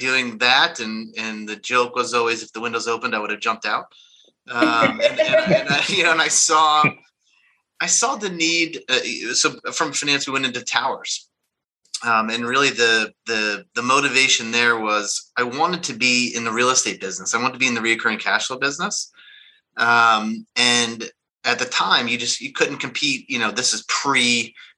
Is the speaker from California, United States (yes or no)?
no; North New Jersey, United States; moved away as an adult; now in Greenwich, Connecticut, United States; I grew up in New Jersey, right outside the city.